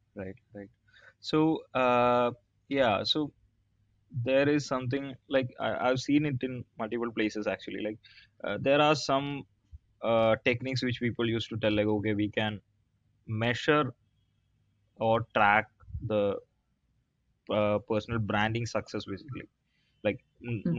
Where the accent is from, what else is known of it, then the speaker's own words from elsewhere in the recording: South India, India; I'm from South India